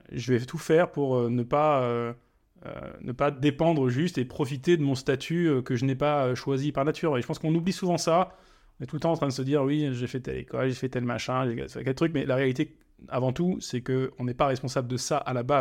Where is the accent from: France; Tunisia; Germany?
Germany; also born or lived in Africa; je, suis, né en Allemagne, mais je suis parti en Afrique très tôt, quand j'avais 3 ans.